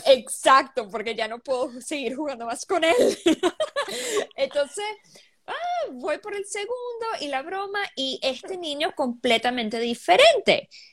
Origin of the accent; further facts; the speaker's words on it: Venezuela; moved away as an adult; also born or lived in Bahrain / Riyadh, Saudi Arabia; now in Seattle, United States; soy venezolana. Ah, viví, aunque no viví mucho tiempo en Venezuela